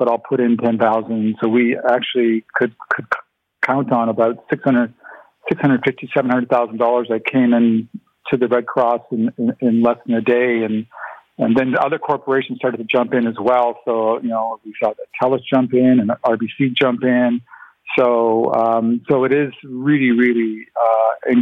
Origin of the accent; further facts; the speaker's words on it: St. Catharines, Ontario, Canada; first language Ukrainian; English is a second language; I was born in St. Catharines